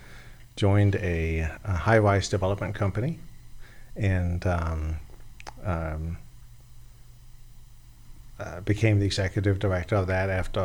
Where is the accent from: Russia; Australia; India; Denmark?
Denmark; moved away as an adult; also born or lived in Egypt / Lebanon / Los Angeles / Washington, D.C.; now in Florida, United States; I was born in Denmark. I grew up in Denmark.